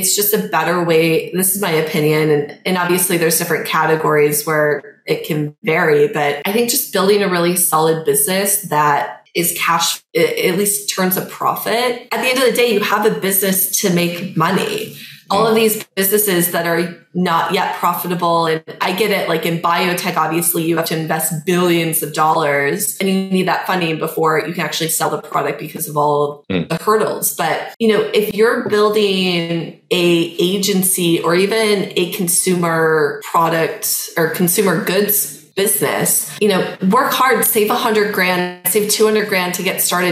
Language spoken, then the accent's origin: English; Midwest, United States; I'm from the Midwest